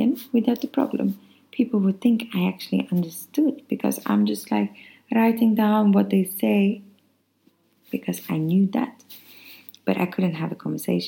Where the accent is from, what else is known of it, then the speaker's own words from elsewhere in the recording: Sweden; English is a second language; moved away as an adult; now in France; I could not go back to Sweden. I tried for 9 months in 2014 and 2015